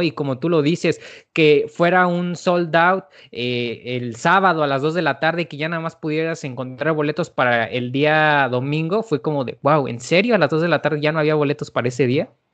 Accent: Celaya, Guanajuato, Mexico; yo no soy de la Ciudad de México, yo soy de, de Celaya, de Celaya, Guanajuato

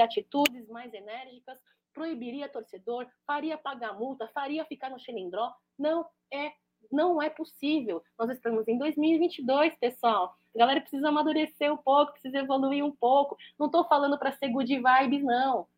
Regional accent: Brazil; já sou nascida no Brasil, um país que acolheu meus pais, acolheu minha, meus avós

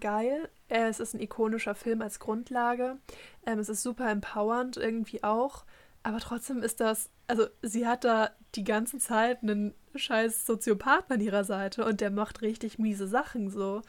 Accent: Germany; first language German; haben dann halt auf Deutsch geredet, wie das halt so unsere Muttersprache ist

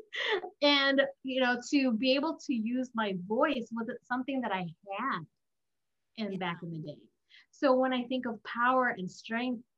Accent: United States; I was the Asian girl growing up in America. I was the immigrant girl that came to America

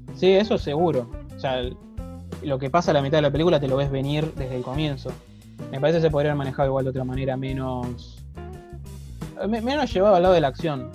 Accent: Argentina; somos blancos y argentinos

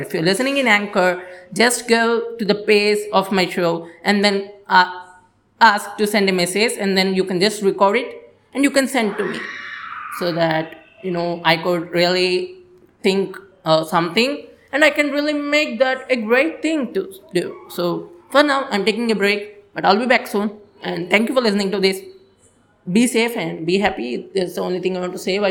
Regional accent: India

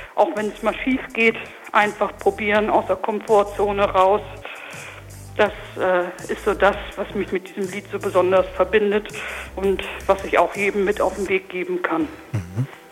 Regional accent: Lindau, Germany; bei uns in Lindau in dem Ort in den Fanfarenzug eingetreten

